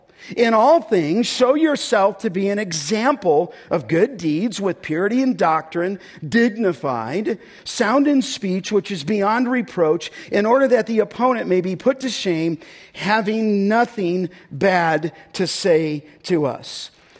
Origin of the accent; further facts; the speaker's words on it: California, United States; And I became first name basis with orthopedic surgeons where I grew up in California.